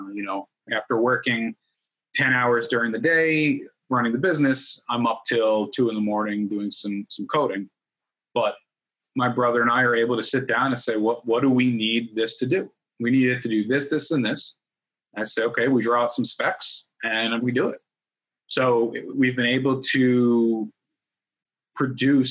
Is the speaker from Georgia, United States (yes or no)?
no; New York, United States; moved away as an adult; now in Florida, United States; we grew up in New York